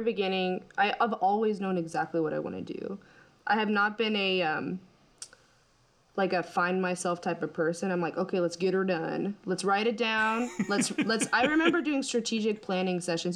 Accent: United States; I'm American

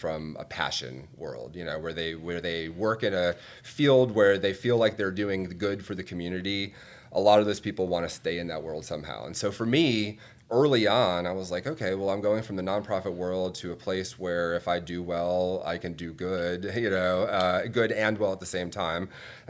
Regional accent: Atlanta, Georgia, United States; I was growing up in Atlanta in the 90s.

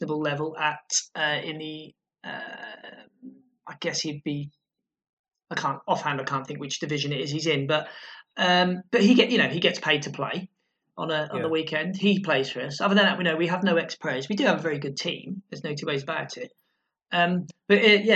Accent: Lowestoft, East of England, United Kingdom; Lowestoft, how my hometown

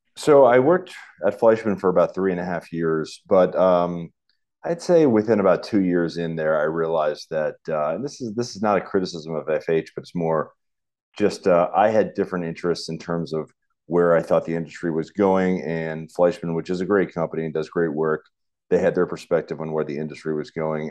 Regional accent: United States; moved away as an adult; also born or lived in Richmond, Virginia / St. Petersburg, Florida; now in St. Louis, United States; I grew up in the East Coast, um, right near Washington, D.C.

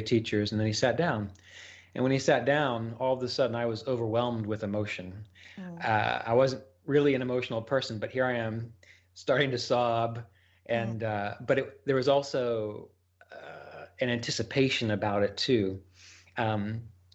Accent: West Virginia, United States; I grew up in West Virginia, which is where I am now

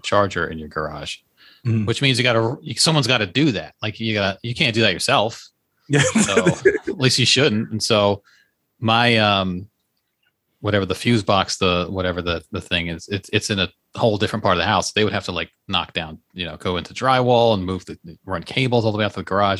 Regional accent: Leesburg, Virginia, United States; moved away; I was in my hometown by the way yesterday, Leesburg, Virginia

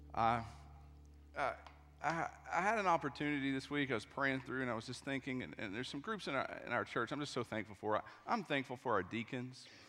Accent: East Tennessee, United States; I'm from East Tennessee, too

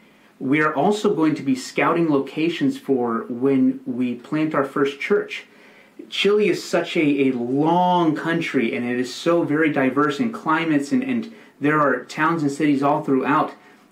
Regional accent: Colombia; I grew up in Colombia, South America as a missionary kid, and so I know Spanish

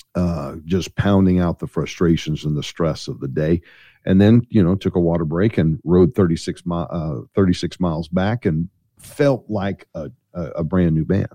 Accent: St. Louis, Missouri, United States; I'm from Saint Louis, Missouri

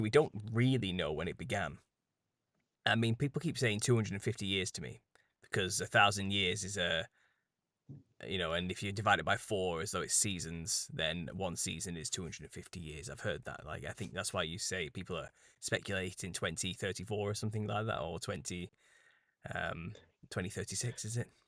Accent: United Kingdom; as a British person.

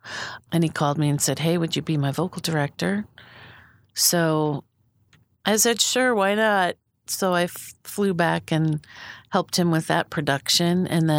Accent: Philadelphia area, Pennsylvania, United States; moved away as an adult; also born or lived in Pittsburgh / Wheaton, Illinois / Amsterdam, Netherlands / Boise; I was born in the Detroit area. I was raised in Pennsylvania, right on the outskirts of Philadelphia, and then also outside of Pittsburgh, and then back to Philadelphia.

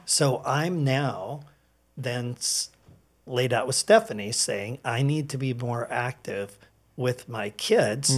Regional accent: Edmonds, Washington, United States; I grew up in Edmonds

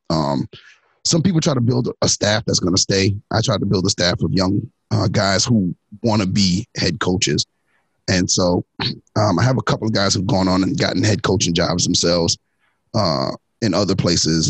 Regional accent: New York City, New York, United States; moved away; also born or lived in Orange, New Jersey; I'm from Brooklyn

